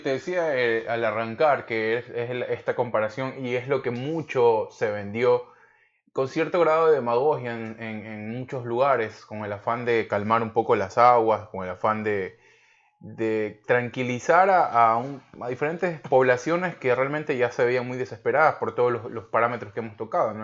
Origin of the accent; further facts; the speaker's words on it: Ecuador; moved away as an adult; now in California, United States; porque somos ecuatorianos, vivimos hasta hace muy poco en Ecuador